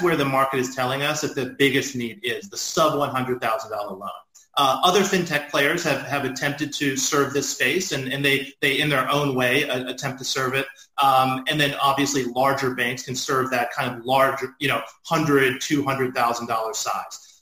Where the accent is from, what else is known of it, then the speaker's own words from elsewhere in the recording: Dallas, Texas, United States; moved away; I grew up in Dallas, Texas